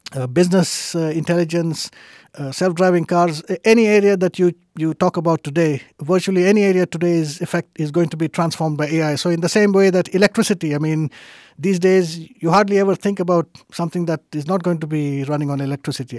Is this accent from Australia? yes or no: no; India; moved away as an adult; also born or lived in United States / Germany / Denmark; now in Sweden; I was born and raised in India